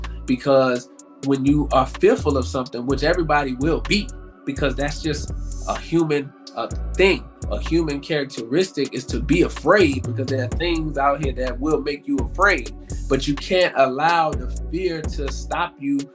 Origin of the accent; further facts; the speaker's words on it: Richmond, Virginia, United States; moved away; I was born and raised in Richmond and graduated high school